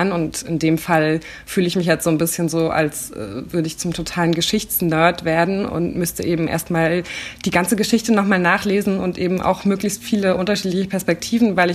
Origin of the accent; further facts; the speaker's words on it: East Germany, Germany; dass ich eben als Ostdeutsche manchmal das Gefühl hatte, oh, okay, jetzt gehöre ich irgendwie gerade nicht dazu, klar.